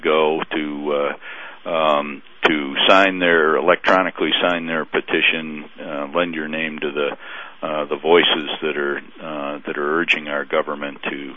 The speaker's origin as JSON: {"language": "English", "country": "United States", "said": "as an American and one who has fought for his country"}